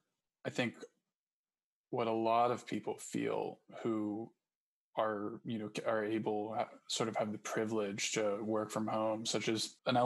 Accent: New York, United States; And I'm from New York

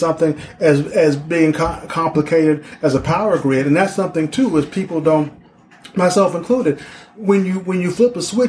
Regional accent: Denver, Colorado, United States; also born or lived in Michigan; now in Detroit, United States; I grew up in Denver.

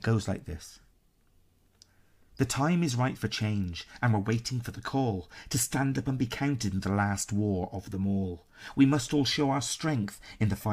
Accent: Ireland; I am Irish

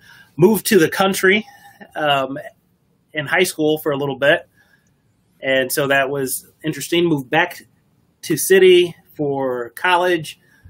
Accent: Detroit, Michigan, United States; So I'm originally from Detroit, moved to the suburbs when I was in elementary school.

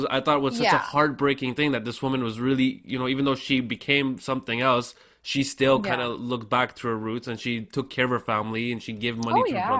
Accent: Canada; I'm from Canadian, I grew up in Canada, right? So this is kind of, you know, new for me.

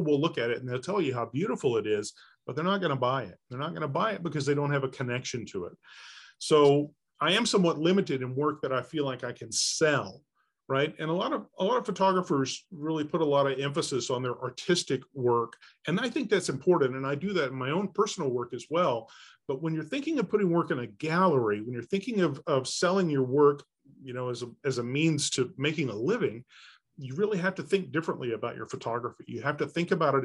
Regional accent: Texas, United States; moved away as an adult; now in Springdale, United States; I was raised in Texas, in Dallas-Fort Worth and in East Texas around Texarkana

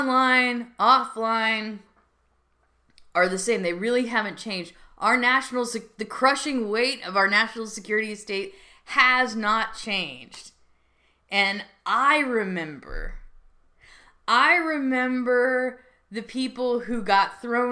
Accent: United States; I'm an American.

